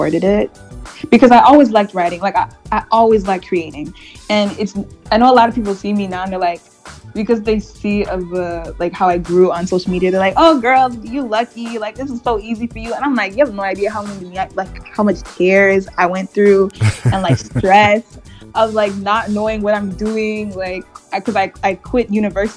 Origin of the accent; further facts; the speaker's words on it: Montreal, Quebec, Canada; first language English; growing up in Montreal because it's so multicultural.